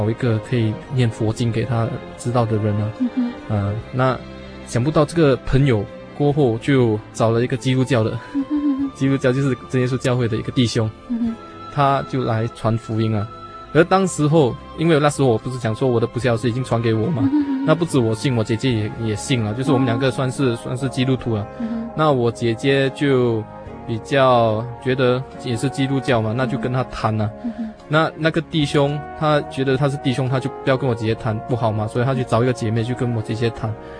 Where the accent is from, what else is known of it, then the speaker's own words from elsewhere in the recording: Malaysia; now in Singapore; 他就从马来西亚要来新加坡找工作做，嗯哼，那他就带了一个朋友，所以他们两个人就从我的家乡那边过来新加坡这边找工作做